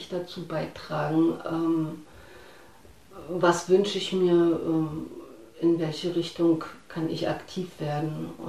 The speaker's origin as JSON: {"language": "German", "region": "East Germany", "country": "Germany", "said": "denn ich fühle mich sehr wohl als Ostdeutsche. Das, also ich habe überlegt, woher das kommt."}